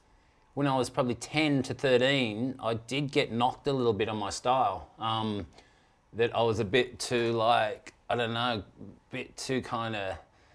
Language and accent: English; Cronulla, New South Wales, Australia; I grew up in Cronulla on a beach break where it's hard to really work on your style because the waves are so short.